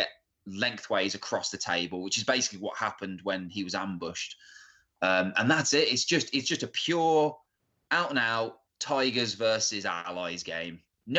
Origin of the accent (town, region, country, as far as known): United Kingdom